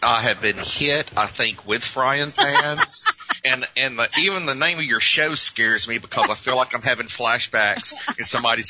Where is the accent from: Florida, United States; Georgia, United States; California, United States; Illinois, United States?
Georgia, United States; But it was just a situation where – growing up was hard.